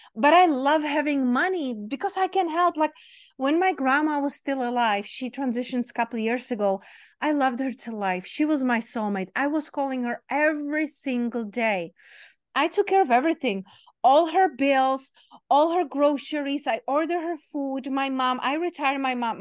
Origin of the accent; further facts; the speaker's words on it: Czechia; now in Las Vegas, United States; I grew up in Czech Republic, in very small town, very small country